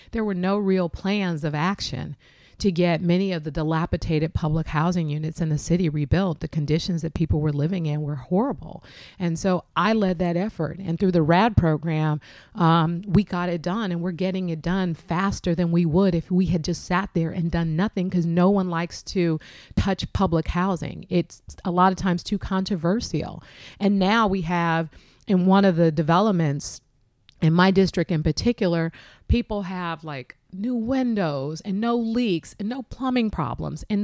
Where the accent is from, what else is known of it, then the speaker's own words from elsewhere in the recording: San Francisco, California, United States; specifically african american men who I grew up with in the Western Addition